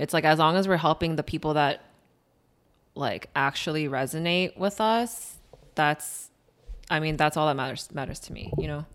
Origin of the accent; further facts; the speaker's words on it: Chicago, Illinois, United States; also born or lived in Skokie, Illinois; I was born and raised in Chicago.